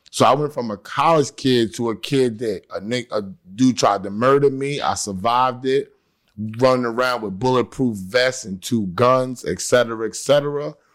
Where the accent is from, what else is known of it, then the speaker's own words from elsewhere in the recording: New York City, New York, United States; I'm from South Jamaica, Queens